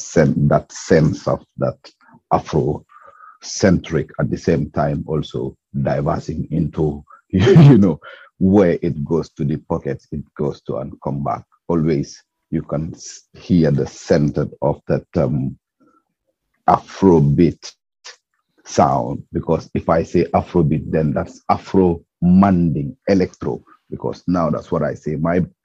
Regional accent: Gambia; now in United Kingdom; So I was born in Gambia, but I live in UK, and I live in UK for a long time.

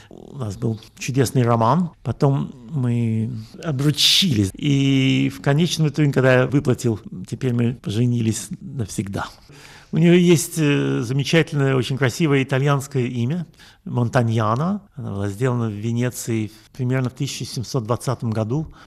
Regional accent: Russia; moved away as an adult; also born or lived in Latvia / Israel; now in Europe; Я родился в Латвии, я учился в Петербурге и в Москве, в России вырос. Потом я эмигрировал в Израиль. Живу я в Европе уже больше 30 лет.

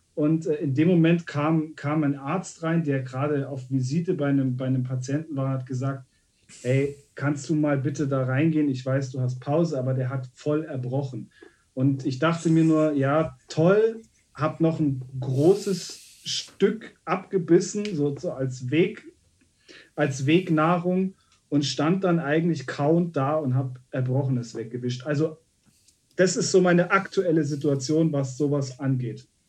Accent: Munich, Bavaria, Germany; ich als, als gebürtiger Münchner

